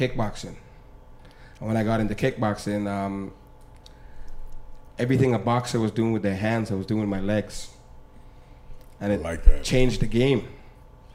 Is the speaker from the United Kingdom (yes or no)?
no; Grenada; now in Canada; I'm from Grenada